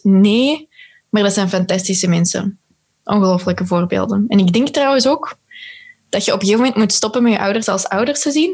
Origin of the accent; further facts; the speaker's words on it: Belgium; als Belgen